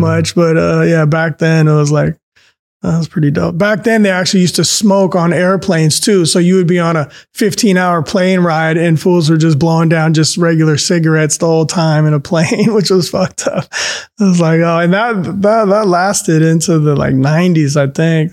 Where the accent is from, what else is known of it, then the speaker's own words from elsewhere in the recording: San Francisco, California, United States; the neighborhoods that I grew up with in San Francisco at that time in the eighties